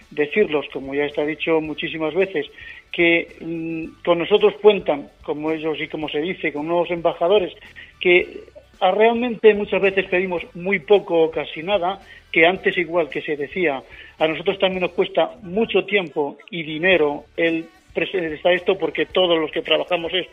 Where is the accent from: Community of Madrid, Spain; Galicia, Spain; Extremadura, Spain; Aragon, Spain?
Extremadura, Spain; moved away; otros muchos que sí nacimos en Extremadura